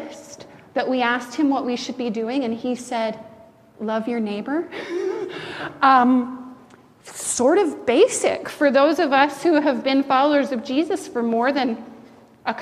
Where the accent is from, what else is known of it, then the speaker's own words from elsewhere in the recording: Canada; as a Canadian